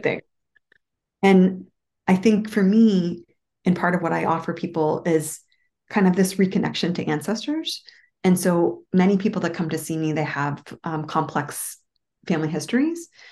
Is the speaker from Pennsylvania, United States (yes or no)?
yes; Moon Township, Pennsylvania, United States; now in outside Washington, D.C., United States; I grew up in a town called Moon Township, like the moon in the sky.